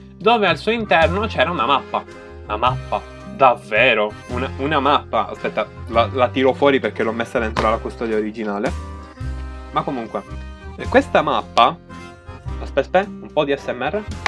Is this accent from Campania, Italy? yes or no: no; Sicily, Italy; dalle mie parti, eh, ovvero Sicilia